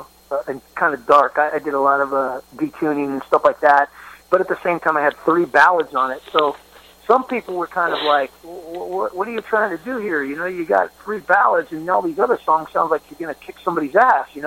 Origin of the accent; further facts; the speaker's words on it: Hayward, California, United States; I grew up in Hayward, right outside of Oakland